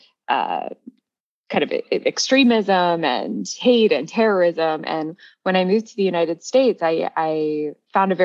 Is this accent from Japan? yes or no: no; Toronto, Ontario, Canada; moved away as an adult; also born or lived in London, England; I grew up in Toronto